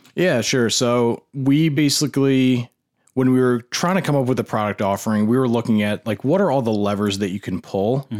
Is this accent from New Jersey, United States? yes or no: yes; New Jersey, United States; moved away; also born or lived in New Hampshire; I, grew up in New Jersey, um, beautiful area